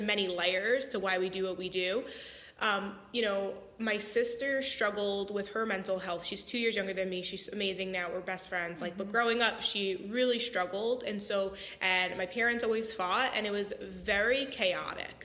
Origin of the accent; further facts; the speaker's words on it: Long Island, New York, United States; I grew up on Long Island, New York